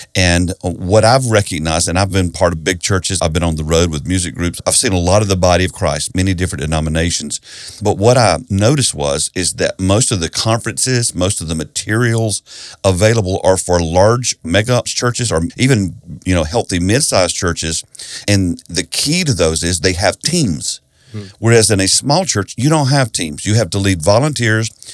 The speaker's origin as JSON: {"language": "English", "region": "South Carolina", "country": "United States", "tie": "born or raised there", "said": "I grew up in South Carolina in a Baptist church"}